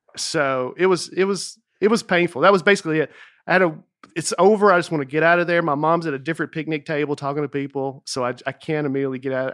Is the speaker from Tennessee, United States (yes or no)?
yes; Lebanon, Tennessee, United States; my hometown of Lebanon, Tennessee